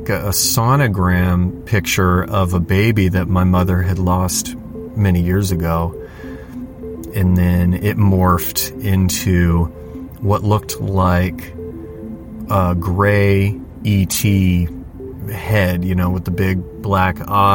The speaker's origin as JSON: {"language": "English", "area": "just north of Los Angeles", "region": "California", "country": "United States", "said": "We're from California, just north of Los Angeles"}